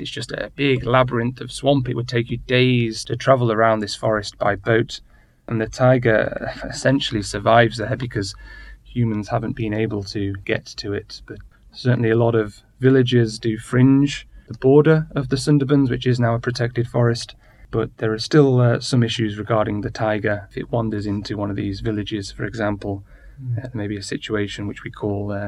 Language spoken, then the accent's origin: English; United Kingdom; moved away; I'm British